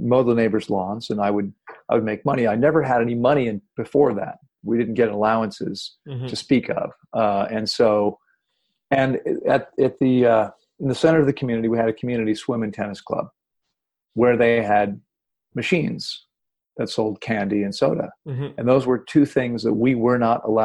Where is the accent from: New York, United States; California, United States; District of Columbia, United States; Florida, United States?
District of Columbia, United States; Washington; I'm originally from Washington, D.C., and I grew up in a family with three sisters and myself